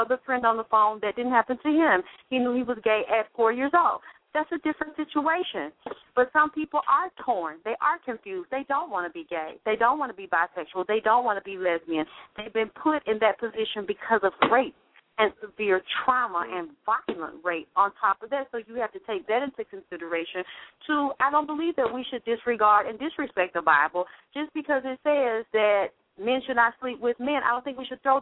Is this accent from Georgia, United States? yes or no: yes; Atlanta, Georgia, United States; I grew up in Atlanta, Georgia, in the church